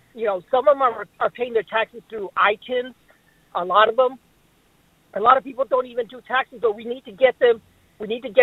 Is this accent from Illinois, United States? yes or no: no; Brownsville, Texas, United States; now in Minneapolis, United States; I was born and raised in Brownsville, Texas